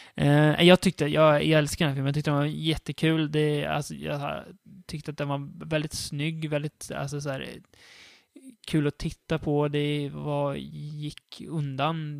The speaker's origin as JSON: {"language": "Swedish", "country": "Sweden", "said": "jag är en svensk som är van med våran västerländska kultur"}